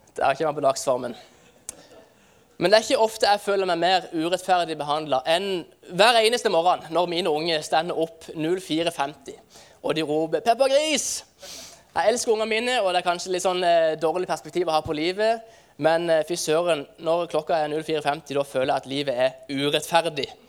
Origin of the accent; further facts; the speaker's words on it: Farsund, Agder, Norway; hjemme i Farsund så feirer vi eh, eh det som heter Kaperdagene.